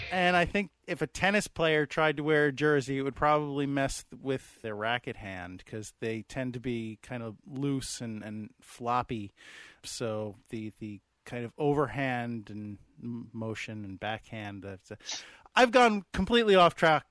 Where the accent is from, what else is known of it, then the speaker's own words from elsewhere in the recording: United States; I'm an American